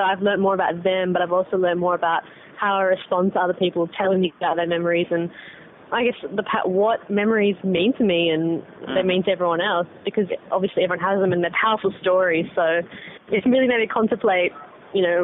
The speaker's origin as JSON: {"language": "English", "town": "Sydney", "region": "New South Wales", "country": "Australia", "said": "I'm from Sydney"}